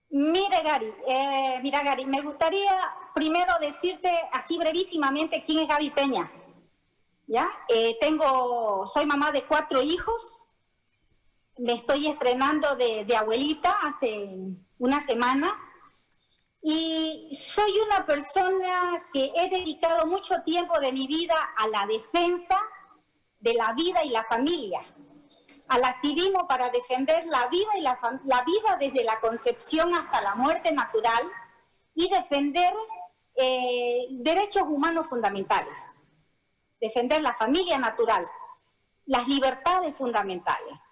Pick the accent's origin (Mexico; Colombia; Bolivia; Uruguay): Bolivia; los bolivianos